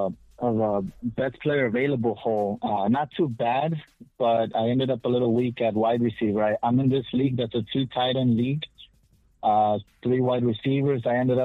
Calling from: Texas, United States; from Texas.

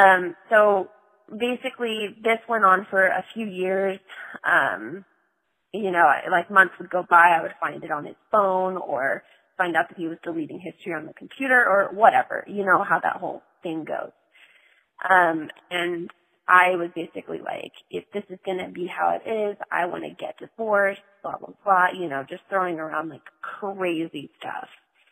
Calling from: North Carolina, United States; I've called before in the past. I'm calling from North Carolina.

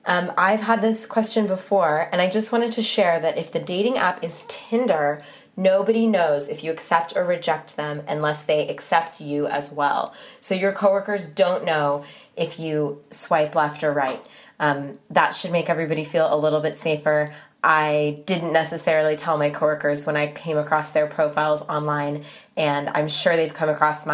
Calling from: Sydney, New South Wales, Australia; Hi, Lizzie and Dan. … I'm writing in from Sydney, Australia

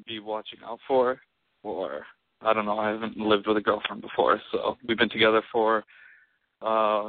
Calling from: Los Angeles, California, United States; I am calling from Hollywood, and I am 25.

